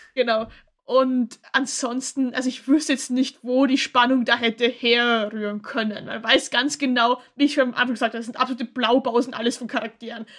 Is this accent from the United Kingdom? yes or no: no; Austria; ich komme aus Österreich